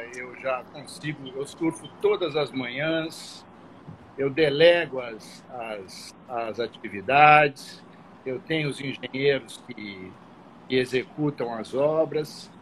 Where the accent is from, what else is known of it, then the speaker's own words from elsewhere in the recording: São Paulo, Brazil; now in Rio de Janeiro, Brazil; Eu sou paulista